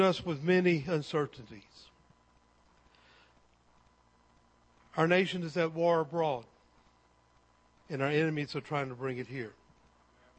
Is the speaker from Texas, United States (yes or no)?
yes; Texas, United States; also born or lived in Cypress, Texas; I am an American. I am a Texan. And I live in Cypress, Texas